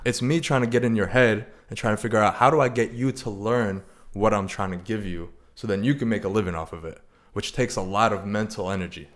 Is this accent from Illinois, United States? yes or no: yes; Chicago, Illinois, United States; moved away as an adult; also born or lived in Arizona; now in San Diego, United States; I'm originally from Chicago.